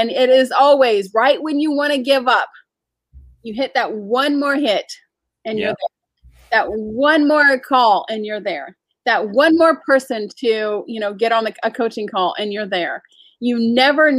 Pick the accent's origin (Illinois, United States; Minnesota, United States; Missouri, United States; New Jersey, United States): New Jersey, United States; accent: Jersey; now in Charlotte, United States; my Jersey accent